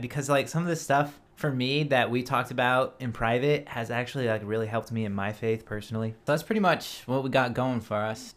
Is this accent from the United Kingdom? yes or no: no; Colorado, United States; moved away; I'm from Colorado. At the end of the day, I'm just a kid from Colorado